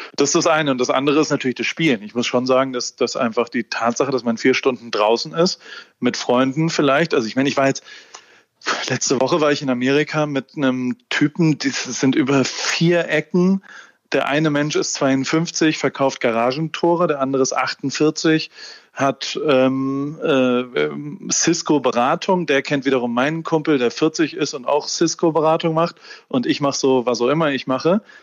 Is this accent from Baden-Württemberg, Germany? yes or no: yes; Heidelberg, Baden-Württemberg, Germany; moved away as an adult; also born or lived in Hamburg; Ich bin in Heidelberg aufgewachsen